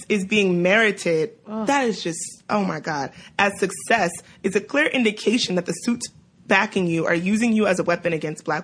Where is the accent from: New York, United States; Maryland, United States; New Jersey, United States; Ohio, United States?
New York, United States; New York City; Shout out to New York. We're from Brooklyn.